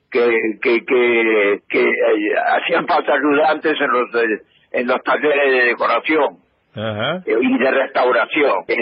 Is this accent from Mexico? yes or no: no; Argentina; moved away as an adult; also born or lived in Rome, Italy / Turin, Italy / Paris, France / London, United Kingdom; yo vengo de Argentina, y quiero quedarme en Roma un tiempo